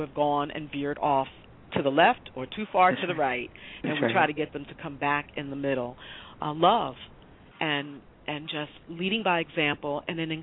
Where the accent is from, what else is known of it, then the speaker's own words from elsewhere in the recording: New York City, New York, United States; I grew up in the Bronx as a small child